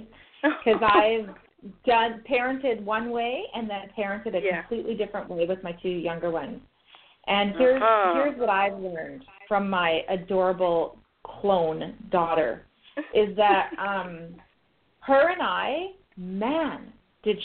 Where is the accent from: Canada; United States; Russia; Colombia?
Canada; I'm Canadian